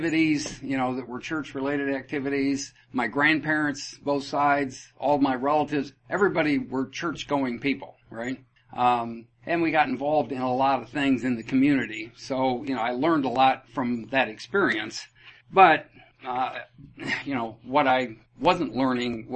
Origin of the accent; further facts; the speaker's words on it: Iowa, United States; I was born and raised in Iowa, family of five